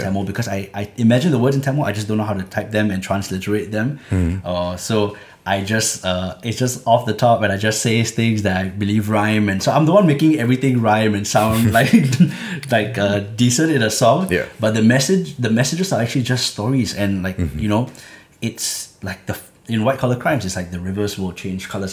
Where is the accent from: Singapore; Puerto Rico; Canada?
Singapore; where I was growing up in Clementi